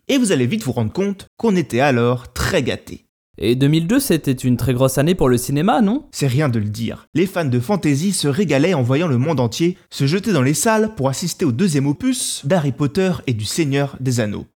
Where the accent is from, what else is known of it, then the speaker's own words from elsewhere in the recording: France; chez nous en France